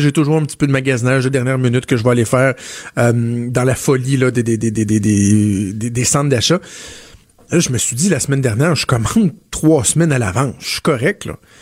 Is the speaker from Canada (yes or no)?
yes; Quebec, Canada